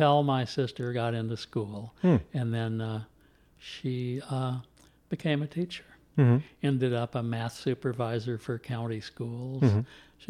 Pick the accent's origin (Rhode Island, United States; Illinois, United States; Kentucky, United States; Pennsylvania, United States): Kentucky, United States; Louisville; I am originally from Louisville. Mm-hmm. Grew up here. Grew up mostly in the Highlands. Uh-huh. And born at the dawn of the baby boom.